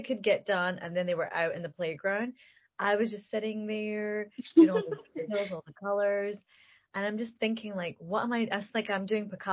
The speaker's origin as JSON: {"language": "English", "town": "Glasgow", "region": "Scotland", "country": "United Kingdom", "said": "a young woman from Glasgow"}